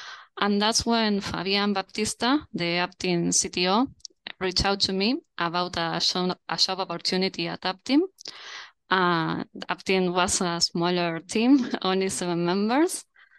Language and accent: English; Montevideo, Uruguay; I'm currently at Montevideo. That's my hometown.